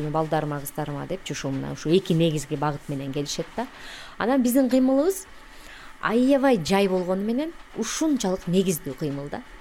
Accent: Kyrgyzstan; биз кыргызбыз

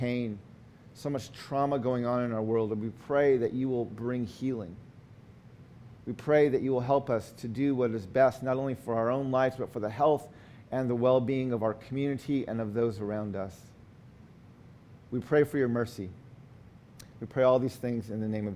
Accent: United States; In our Navajo culture, when we introduce ourselves, we always give our four clans.

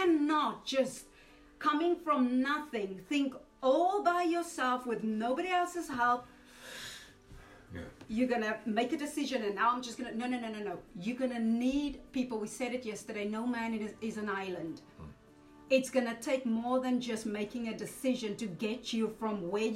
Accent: South Africa; now in Wales, United Kingdom; I'm a South African, more Welsh, but I'm South African. I'm saying more Welsh because I haven't lived in that country for so long.

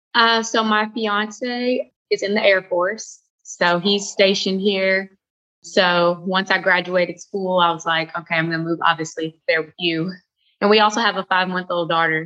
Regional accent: Louisville, Kentucky, United States; moved away as an adult; now in Charleston, United States; I'm from Louisville, Kentucky originally, and I just moved uh, to Charleston, South Carolina three weeks ago

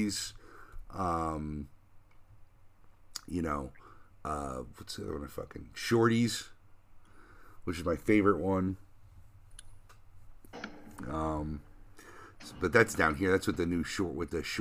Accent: New Jersey, United States; moved away; I'm from North Jersey

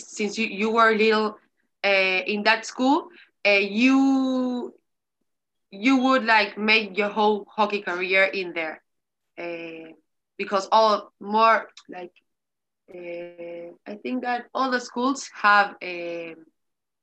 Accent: Montevideo, Uruguay; English is a second language; I'm from Montevideo, Uruguay

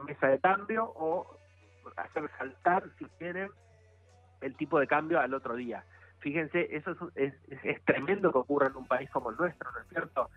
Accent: Zapala, Neuquén, Argentina; yo soy de Zapala

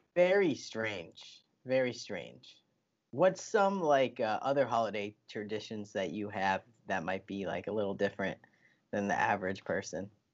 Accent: United States; I'm an American

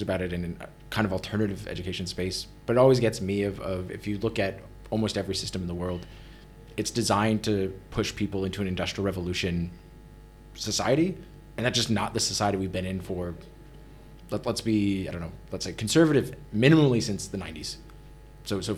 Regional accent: United States; I'm an American from the States

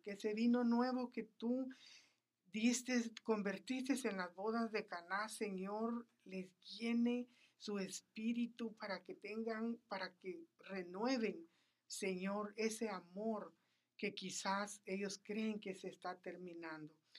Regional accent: Flores, Petén, Guatemala; moved away; yo soy guatemalteca nací en, la, en la República de Guatemala, en el norte, en un lugar llamado Petén, en una isla llamada Flores

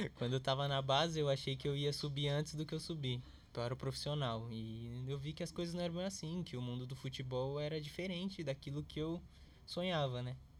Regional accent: São Paulo, Brazil; eu vim da onde eu vim. Eu nasci em Itaquera

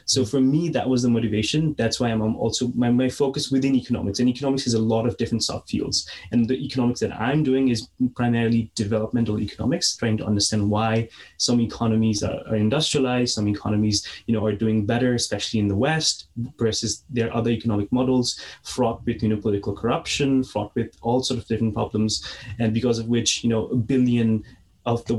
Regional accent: Nepal; moved away; I'm originally from Nepal Valley, 200 kilometers west of the capital

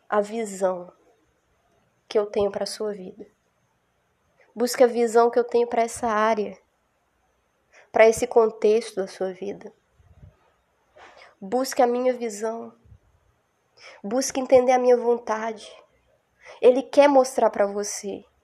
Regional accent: rural interior of Minas Gerais, Brazil; moved away; eu vim do interior do Brasil, e meus avós, eu morei um tempo com os meus avós e a gente morava numa zona rural assim, sertão de Minas.

